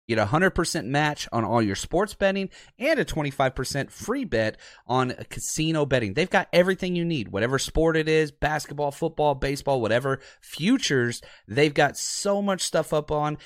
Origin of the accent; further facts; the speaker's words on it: Dallas, Texas, United States; growing up in Dallas.